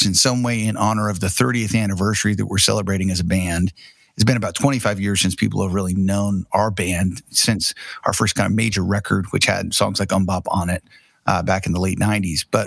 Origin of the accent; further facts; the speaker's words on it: Tulsa, Oklahoma, United States; I'm actually here at our office / studio in downtown Tulsa, which is where we're from